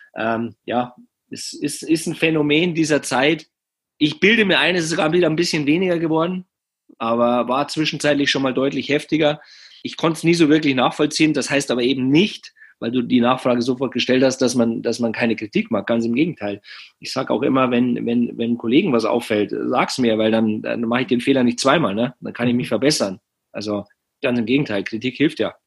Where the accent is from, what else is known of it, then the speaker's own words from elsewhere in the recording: Penzberg, Bavaria, Germany; in meiner Heimatstadt Penzberg.